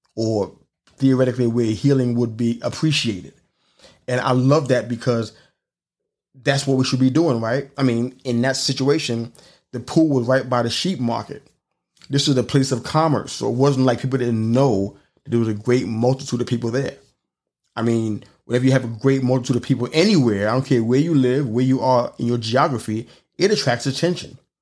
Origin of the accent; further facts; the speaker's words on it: New York City, New York, United States; moved away; growing up in New York City